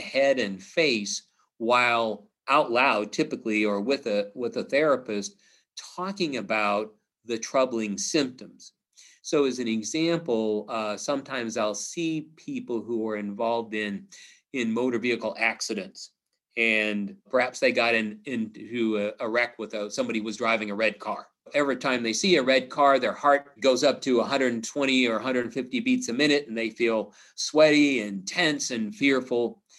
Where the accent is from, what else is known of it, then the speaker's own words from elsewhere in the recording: Missouri, United States; I'm from Missouri, it's the show me state